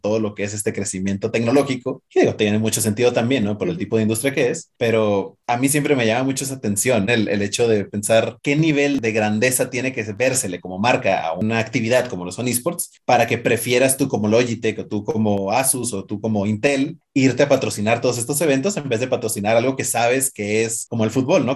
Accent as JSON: {"language": "Spanish", "country": "Mexico", "said": "somos chiquitos y mexicanos"}